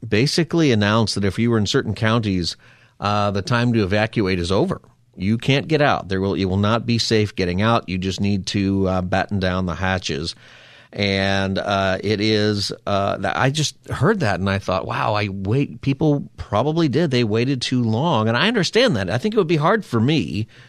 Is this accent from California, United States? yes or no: yes; Southern California, United States; growing up in Southern California